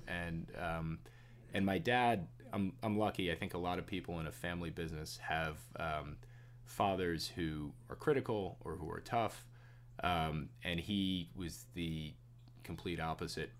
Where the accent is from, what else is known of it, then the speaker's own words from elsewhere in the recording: Jericho, New York, United States; I grew up in in Jericho, uh, in Nassau County.